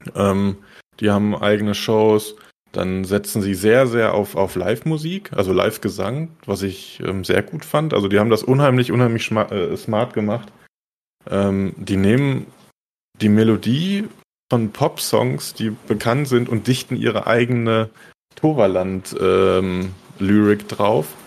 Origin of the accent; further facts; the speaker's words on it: Germany; für mich als, als Deutscher